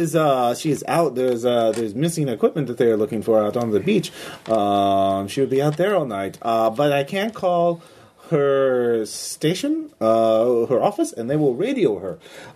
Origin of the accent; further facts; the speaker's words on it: Utica, New York, United States; I'm from State Utica, and I've never heard that expression.